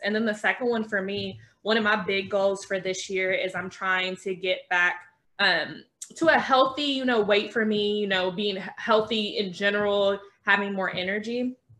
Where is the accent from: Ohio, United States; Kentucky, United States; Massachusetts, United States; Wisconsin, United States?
Kentucky, United States; I'm from Kentucky